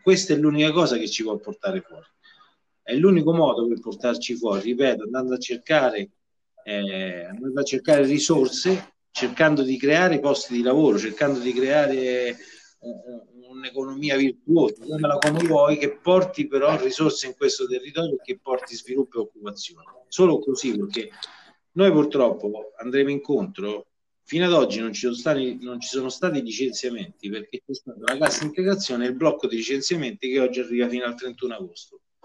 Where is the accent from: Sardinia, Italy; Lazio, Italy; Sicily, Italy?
Lazio, Italy; Viterbo; io sono viterbese e amo la mia terra do, dove, dove, vivo